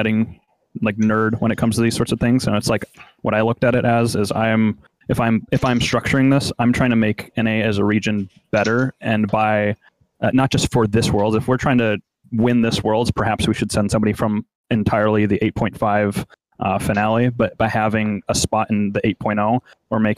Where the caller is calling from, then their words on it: Oregon, United States; I'm calling from Oregon